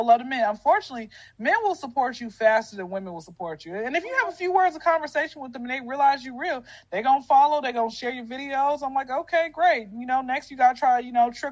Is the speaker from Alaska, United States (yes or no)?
no; Atlanta, Georgia, United States; born and raised in Atlanta. I've been here since I was 0